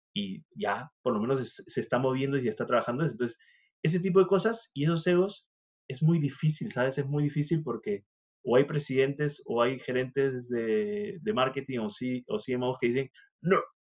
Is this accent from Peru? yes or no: yes; Peru; moved away; yo vengo de Perú